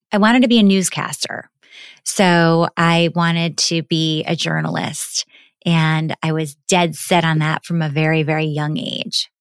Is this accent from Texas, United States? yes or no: no; New York City, New York, United States; I grew up in New York City, right in the heart of Manhattan on the twenty-sixth floor of an apartment building.